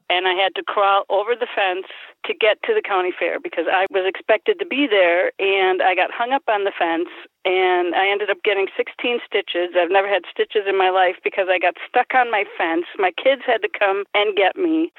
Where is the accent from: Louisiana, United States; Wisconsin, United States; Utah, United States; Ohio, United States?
Wisconsin, United States; Milwaukee; also born or lived in Union Grove, Wisconsin; I was born in Milwaukee, came to Union Grove, and when we got married, I came to the city here with my husband.